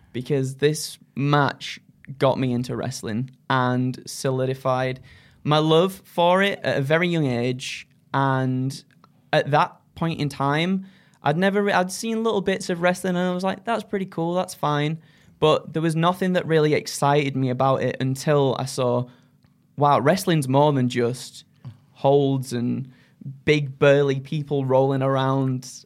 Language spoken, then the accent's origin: English; Skipton, Yorkshire and the Humber, United Kingdom; now in North East England, United Kingdom; I wanted to get out of Yorkshire, uh, well, Skipton for, for all my life growing up